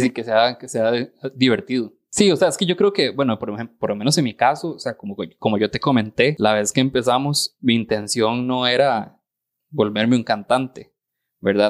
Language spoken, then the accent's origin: Spanish; Costa Rica; accent: tico; yo digo la, la, R como tico y la voy a seguir diciendo así